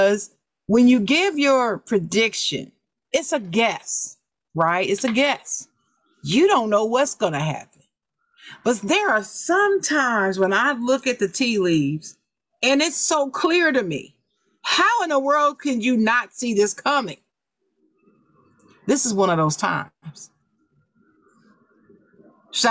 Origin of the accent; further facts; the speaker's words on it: Dayton, Ohio, United States; I'm born in Dayton